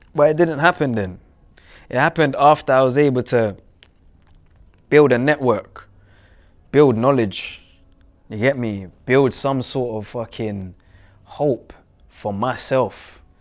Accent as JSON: {"language": "English", "country": "Jamaica", "moved": "yes", "lives_now": "England", "said": "where I'm from and what comes with that, in terms of Jamaica"}